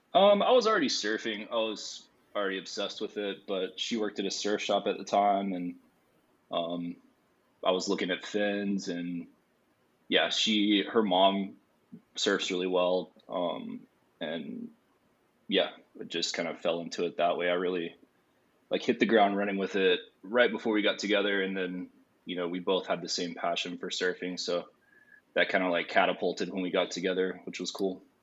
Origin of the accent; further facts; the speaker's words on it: Virginia, United States; moved away as an adult; also born or lived in Mexico; now in Charleston, United States; I grew up in Virginia and moved here in 2010